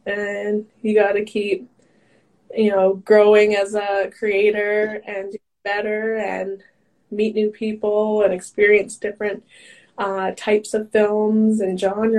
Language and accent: English; Grand Prairie, Texas, United States; growing up in Grand Prairie, in my school, like other than my brother, there might have been a few other like colored people, those kind of things.